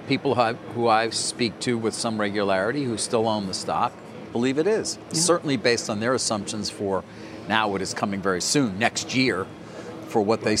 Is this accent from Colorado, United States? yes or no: no; New York City, New York, United States; moved away; I haven't lived in Queens in a long time